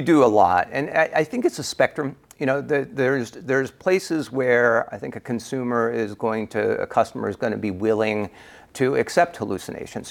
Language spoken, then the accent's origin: English; United States; accent: American; my American accent